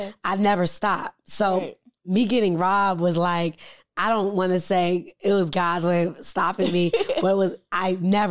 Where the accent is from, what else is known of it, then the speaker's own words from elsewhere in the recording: Silver Spring, Maryland, United States; moved away as an adult; now in Washington, D.C., United States; I grew up in Silver Spring, Maryland